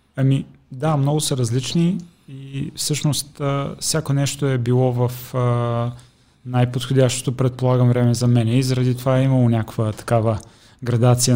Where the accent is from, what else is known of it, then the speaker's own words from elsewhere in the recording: Sliven, Sliven Province, Bulgaria; moved away as an adult; now in Sofia, Bulgaria; Аз съм от, от Сливен